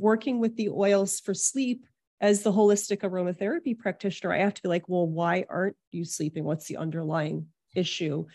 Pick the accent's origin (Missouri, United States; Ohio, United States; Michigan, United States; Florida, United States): Michigan, United States; Detroit; now in New York City, United States; I was born in Detroit